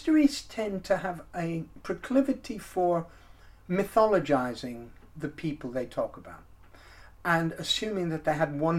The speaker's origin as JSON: {"language": "English", "country": "United States", "tie": "born or raised there", "also_born_or_lived": "Texas", "moved": "yes", "said": "When I was about five, I lived in the United States, as you can probably tell from my accent"}